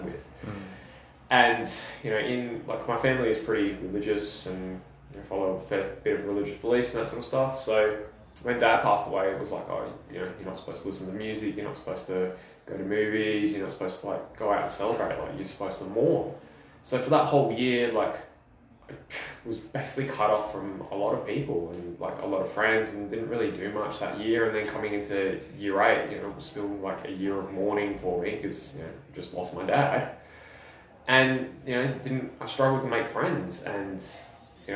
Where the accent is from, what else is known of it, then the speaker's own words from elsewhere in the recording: Adelaide, South Australia, Australia; also born or lived in Wales; when I was seven, we moved to Adelaide, and then, you know, I started primary school in year three